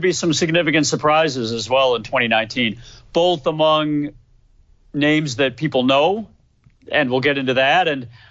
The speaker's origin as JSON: {"language": "English", "town": "Chicago", "region": "Illinois", "country": "United States", "tie": "born or raised there", "said": "I myself have lived a good portion of my life in the suburbs of Chicago, grew up in the western suburbs, and now, like I mentioned, live in the northwest"}